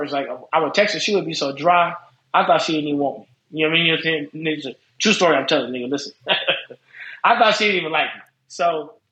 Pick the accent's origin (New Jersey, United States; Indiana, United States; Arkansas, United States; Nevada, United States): Nevada, United States; Las Vegas; Well, I'm from Vegas. We're in Vegas.